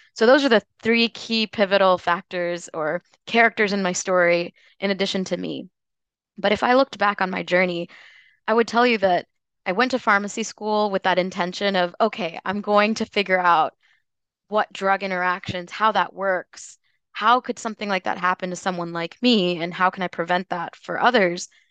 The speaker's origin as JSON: {"language": "English", "region": "Tennessee", "country": "United States", "tie": "born or raised there", "also_born_or_lived": "North Carolina / Washington, D.C. area", "moved": "as an adult", "lives_now": "Louisville, United States", "said": "I was born and raised in Tennessee"}